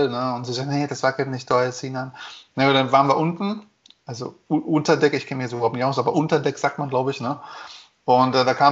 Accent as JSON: {"language": "German", "country": "Germany", "said": "So, ich bin Deutscher, ich zahle nicht."}